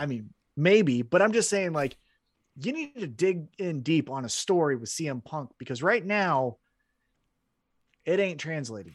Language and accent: English; Independence, Missouri, United States; born or raised there